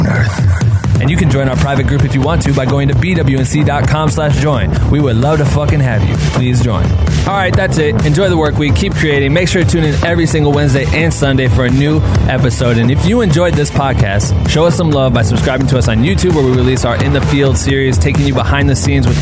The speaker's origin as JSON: {"language": "English", "region": "Iowa", "country": "United States", "said": "I'm from Iowa"}